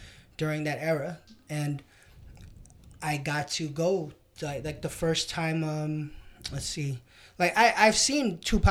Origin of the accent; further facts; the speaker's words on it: New York City, New York, United States; I'm born and raised in New York. I'm 43